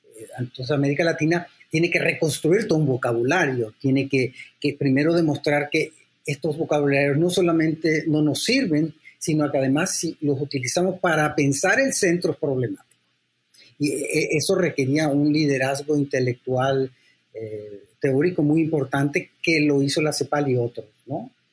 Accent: San Salvador, El Salvador; also born or lived in London, United Kingdom; now in Mexico; yo soy también salvadoreño, porque yo nací en San Salvador, pero soy mexicano porque soy hijo de mexicano

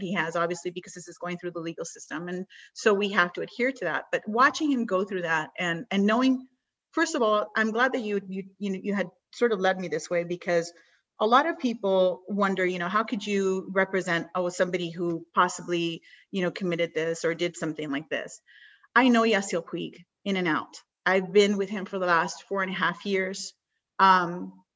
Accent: Miami, Florida, United States; also born or lived in Cuba; I was born in Miami, my parents were from Cuba

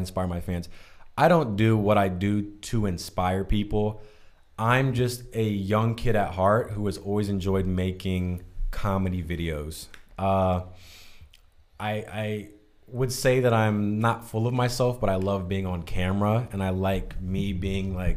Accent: Southern Maryland, United States; moved away as an adult; also born or lived in Philadelphia, United States; now in California, United States; I'm from Southern Maryland

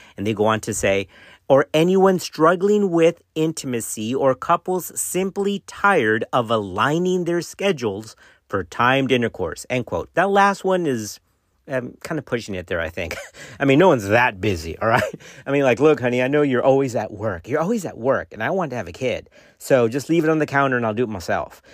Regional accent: Texas, United States; my home state, guys, that comes from Texas

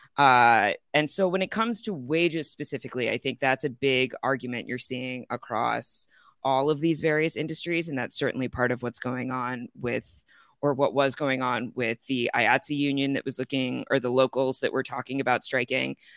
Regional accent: Chicago, Illinois, United States; moved away; I'm originally from Chicago

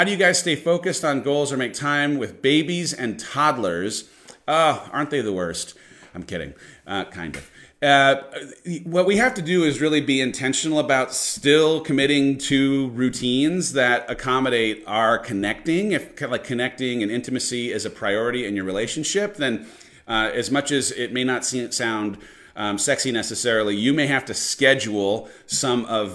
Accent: San Clemente, California, United States; moved away; I grew up in San Clemente, which is about 60 minutes from where San Diego is

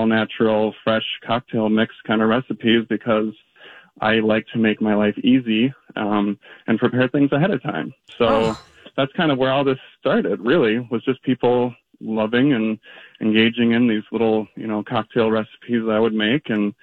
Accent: Minnesota, United States; being a Minnesotan

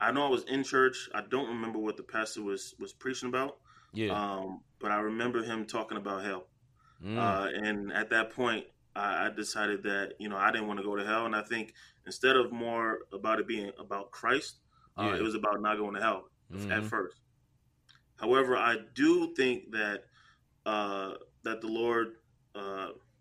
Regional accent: New Jersey, United States; I'm from Jersey, so in the Bronx

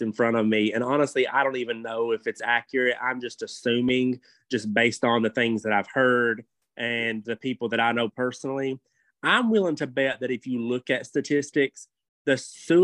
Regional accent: Kentucky, United States; I'm from Kentucky, okay? I'm from a very small town in Kentucky. We go swimming in the river

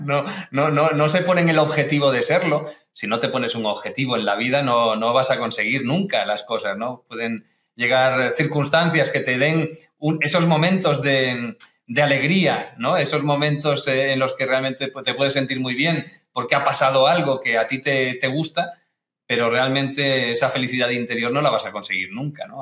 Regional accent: Barcelona, Catalonia, Spain; also born or lived in Galicia; yo nací en Galicia, pero ya siendo muy pequeñito, ya tenía menos de un año cuando mis padres emigraron y, fueron para Barcelona

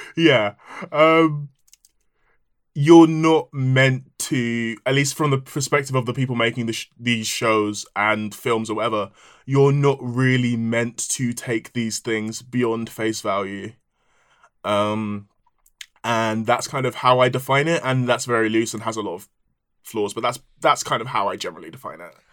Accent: Nigeria; I am Nigerian

